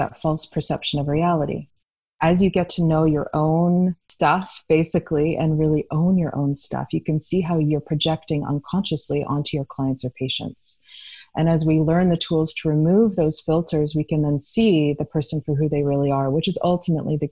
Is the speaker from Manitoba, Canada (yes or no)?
no; Toronto, Ontario, Canada; also born or lived in Santa Fe, New Mexico / Vancouver; now in Salt Spring Island, Canada; I'm from Toronto originally and used to more of a multicultural city.